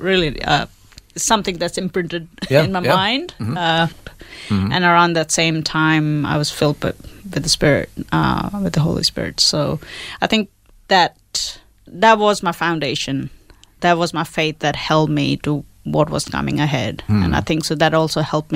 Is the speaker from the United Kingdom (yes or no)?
no; India; now in Australia; I was born in India